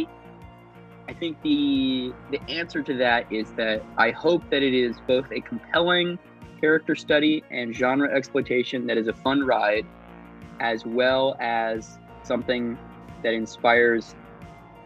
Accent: Arizona, United States; now in Los Angeles, United States; I'm originally from Arizona

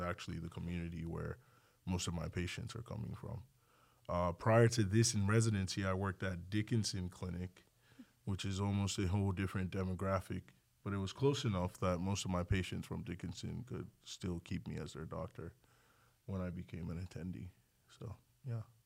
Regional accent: Nigeria; also born or lived in League City, Texas; now in Texas, United States; I grew up in Nigeria

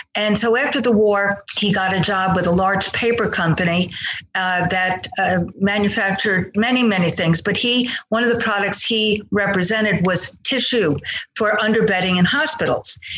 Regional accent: outside of New York City, United States; moved away as an adult; also born or lived in Long Island / Italy (ancestry); now in Austin, Texas, United States; But I grew up outside of uh, uh, New York City

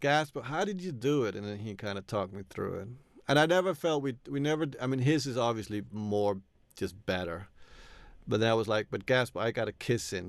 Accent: New York, United States; I grew up in, you know, in the eighties in New York

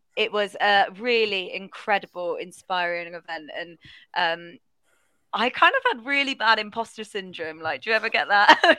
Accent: Bristol, South West England, United Kingdom; they're in my hometown

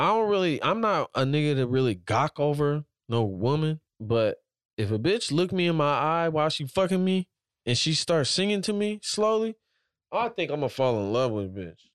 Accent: Washington, United States; I'm from all the way on the other side, Washington

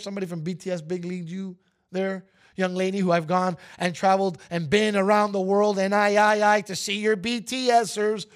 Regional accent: New York, United States; as a New Yorker

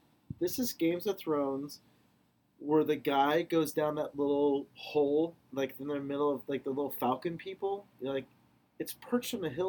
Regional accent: Carmel, California, United States; Carmel's my hometown.

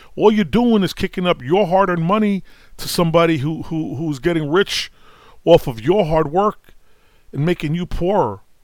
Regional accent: New York City, New York, United States; I grew up in Brooklyn

